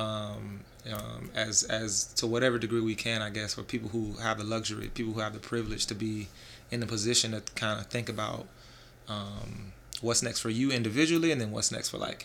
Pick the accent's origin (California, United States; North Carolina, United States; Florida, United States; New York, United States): Florida, United States; Jacksonville; I'm from Jacksonville